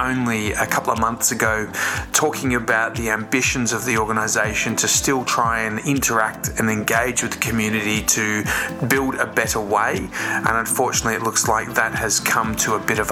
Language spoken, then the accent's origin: English; Melbourne, Victoria, Australia; my hometown in Melbourne